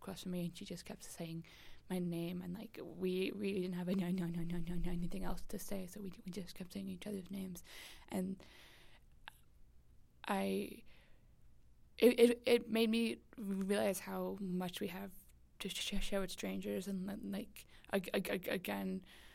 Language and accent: English; United States; me as an American